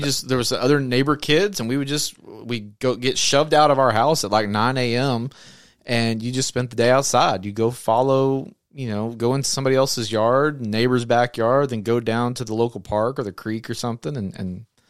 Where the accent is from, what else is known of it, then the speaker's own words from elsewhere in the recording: Arkansas, United States; you're going to go to the mall instead of playing out in the creek like we would do growing up in Arkansas.